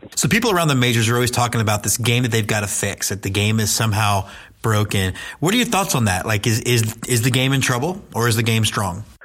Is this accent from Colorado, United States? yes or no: no; Houston, Texas, United States; I grew up in Houston